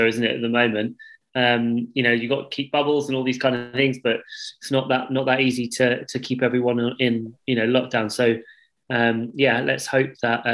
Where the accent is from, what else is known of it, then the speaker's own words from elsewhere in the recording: Fareham, South East England, United Kingdom; moved away; I'm originally not far from Southampton.